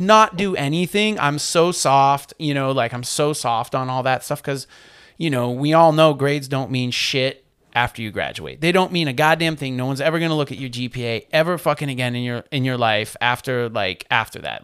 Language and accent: English; Maine, United States; moved away as an adult; also born or lived in New Britain, Connecticut; growing up in Maine, you know, in the eighties and nineties